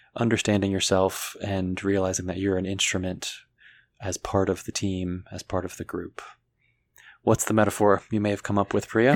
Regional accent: Washington, D.C. area, District of Columbia, United States; moved away; I'm born and raised in the Washington, D C area, as opposed to inside the city limits

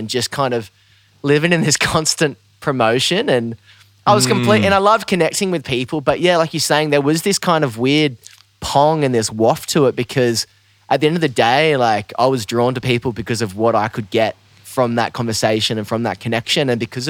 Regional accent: Australia; now in United States; I think especially as an Aussie, once you've lived in the States for a while

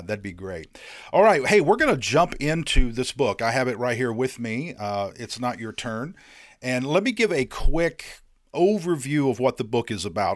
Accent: Indiana, United States; now in North Carolina, United States; I grew up in Indiana

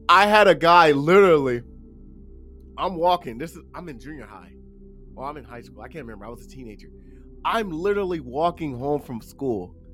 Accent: Los Angeles, California, United States; I'm from South Central LA, Compton, Watts, if you guys know what that's.

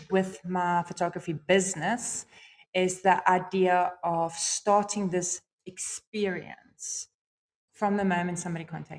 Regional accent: England, United Kingdom; Yeah, well, although we are English folks, I mean, a French guy would walk in here and say we're both wrong with our accent.

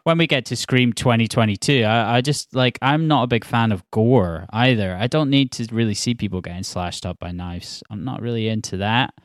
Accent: Scotland, United Kingdom; also born or lived in Glasgow / Edinburgh; I grew up in Scotland.

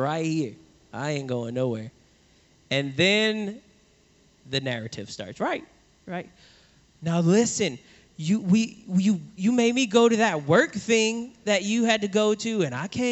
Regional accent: New Orleans, Louisiana, United States; I grew up in New Orleans

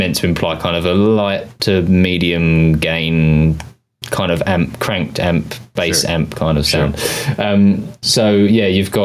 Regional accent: United Kingdom; accent: British; my British accent

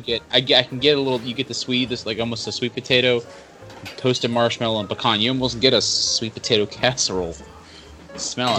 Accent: Georgia, United States; I'm from Georgia.

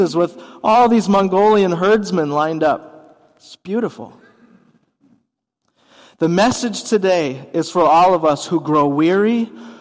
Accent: Minnesota, United States; as a Minnesotan

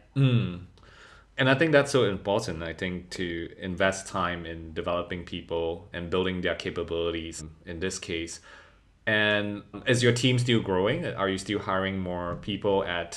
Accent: Singapore; growing up in Singapore

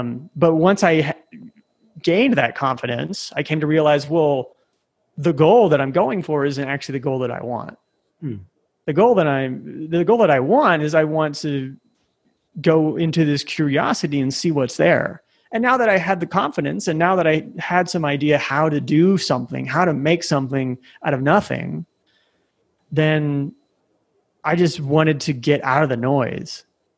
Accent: Nebraska, United States; moved away as an adult; also born or lived in San Francisco Bay Area / Chicago; now in Medellin, Colombia; I grew up in Nebraska.

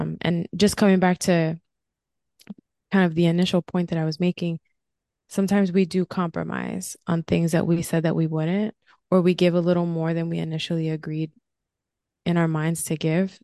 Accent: New Jersey, United States; also born or lived in California; now in Florida, United States; I'm originally from New Jersey

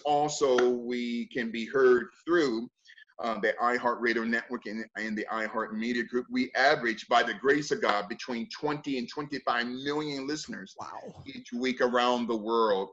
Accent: United States; I'm not an African. I am an American

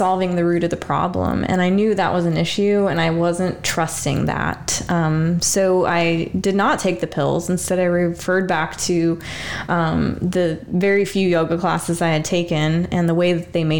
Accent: Kansas, United States; moved away as an adult; also born or lived in Virginia / Germany; I'm originally from Kansas, so, you know, your first duty station was Virginia, and then we moved to Germany. It was very, like, at 21, to experience a foreign country when you're from the Midwest and never really left your hometown

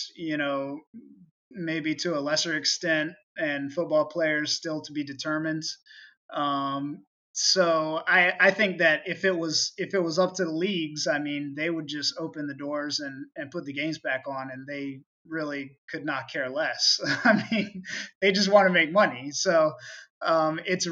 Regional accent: St. Augustine, Florida, United States; moved away; I grew up in North Florida, very much a red state

